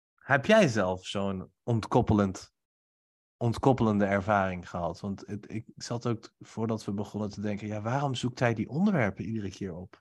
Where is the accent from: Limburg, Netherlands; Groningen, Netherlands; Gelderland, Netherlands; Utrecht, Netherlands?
Gelderland, Netherlands; Nijmegen; terug naar Nijmegen, naar huis met kerst, waar ik nu ook woon.